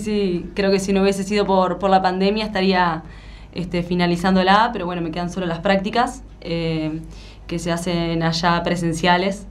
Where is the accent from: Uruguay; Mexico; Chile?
Uruguay; moved away as an adult; now in Buenos Aires, Argentina